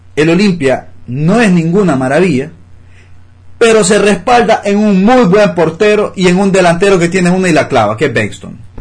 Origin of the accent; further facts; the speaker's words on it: Honduras; como hondureños